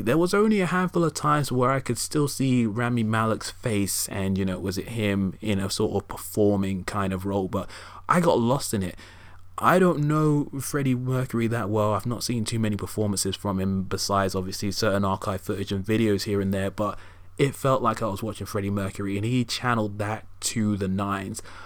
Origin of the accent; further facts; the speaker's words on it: United Kingdom; as a British citizen, you know, growing up in the U K